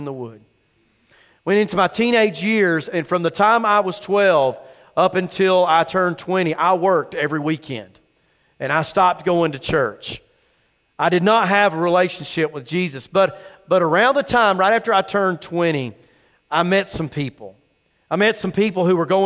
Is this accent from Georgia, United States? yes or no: yes; Cumming, Georgia, United States; I grew up in Cumming, Georgia, very north Forsyth, almost in Dawsonville